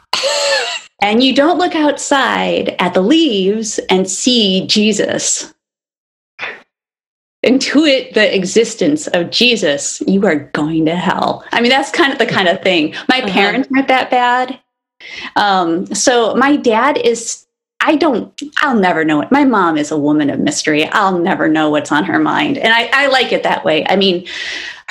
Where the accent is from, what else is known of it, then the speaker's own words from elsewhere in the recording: Kalamazoo, Michigan, United States; also born or lived in Detroit, Michigan / Monroe, Michigan; when I was like maybe 4 or 5, we moved to Kalamazoo